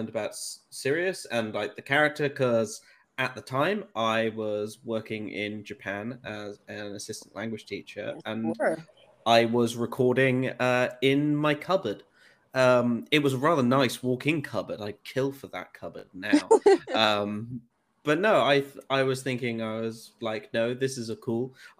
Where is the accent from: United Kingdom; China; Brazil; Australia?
United Kingdom; North West England; I forgot to introduce I'm also from the UK and English. I don't sound it, but I'm from the Northwest.